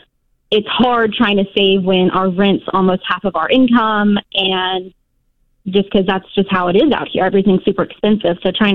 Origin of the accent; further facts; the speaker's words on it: Nashville, Tennessee, United States; now in Washington, United States; we're now working full-time here in Washington. I'm actually born and raised in Nashville, so we're moving down there so I can be closer to my family.